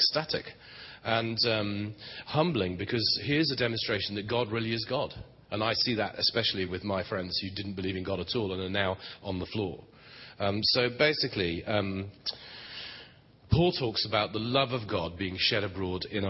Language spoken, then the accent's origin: English; England, United Kingdom; As English people go